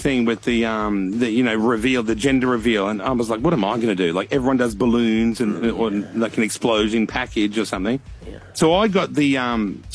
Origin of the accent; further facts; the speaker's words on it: Brisbane, Queensland, Australia; now in Sydney, Australia; when I grew up in Brisbane. I was homeless in Brisbane for a lot of years. As a young teenage boy